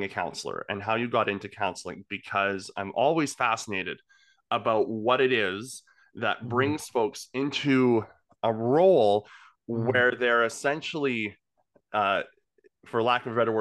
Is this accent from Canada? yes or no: yes; the Okanagan, British Columbia, Canada; I grew up in the Okanagan